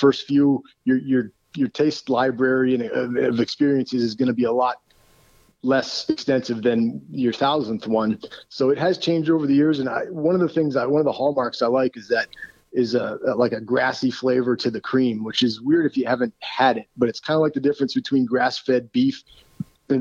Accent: Southern Maine, United States; moved away; also born or lived in Philadelphia / Kansas City; I grew up in Southern Maine

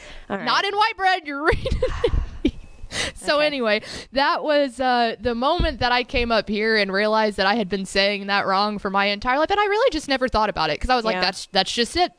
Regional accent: Llano, Texas, United States; Growing up in Lano

